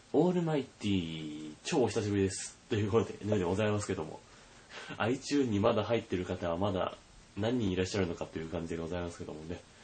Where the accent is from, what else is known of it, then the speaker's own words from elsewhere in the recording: the area hit by the March earthquake, Tohoku, Japan; あのまあ私も生まれはその辺なんで、大変思い出の深い地域でございます